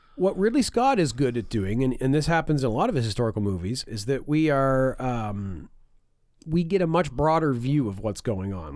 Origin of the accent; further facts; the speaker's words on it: River Hebert, Nova Scotia, Canada; my hometown of River Habart